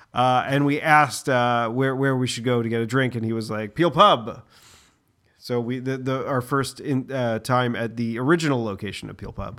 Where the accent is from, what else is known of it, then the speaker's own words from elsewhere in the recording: Boston, Massachusetts, United States; we are from the Greater Boston area